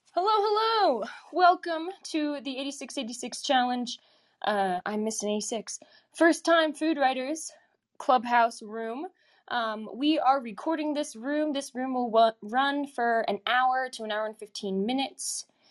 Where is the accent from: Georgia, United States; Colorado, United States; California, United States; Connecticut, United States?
Colorado, United States; Colorado Springs; moved away; I'm from, I was from Colorado Springs